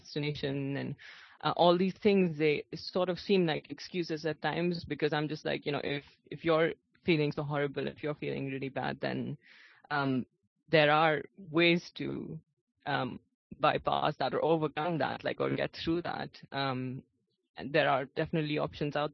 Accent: India; I'm from India

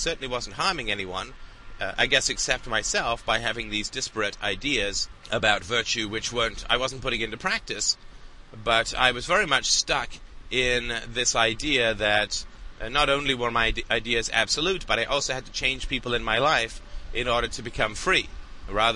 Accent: England, United Kingdom; I grew up in England, went to boarding school

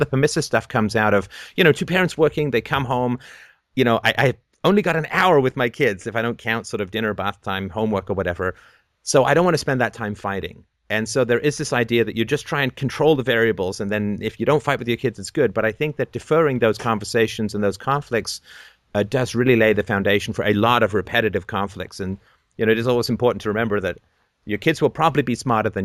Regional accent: England, United Kingdom; when I was growing up in England

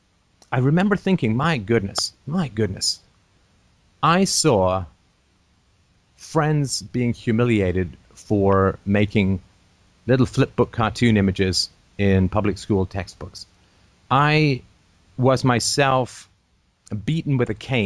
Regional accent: England, United Kingdom; I grew up in England

